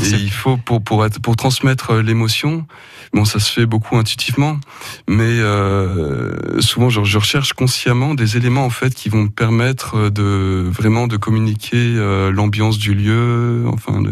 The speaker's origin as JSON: {"language": "French", "area": "Ardèche", "region": "Auvergne-Rhône-Alpes", "country": "France", "tie": "born or raised there", "said": "je suis né dans, les Alpes de Provence mhm. et mes parents se sont installés quand j'avais 5 ans à Chirol. Donc euh, j'ai grandi en Ardèche"}